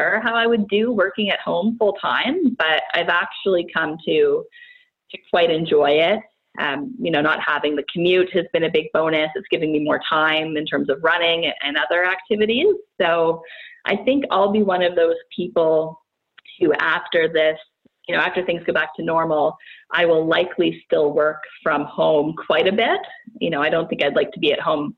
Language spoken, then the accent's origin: English; Brockville, Ontario, Canada; also born or lived in Barrie, Ontario; now in Ottawa, Canada; We're originally from near this area, so I'm from Brockville, Ontario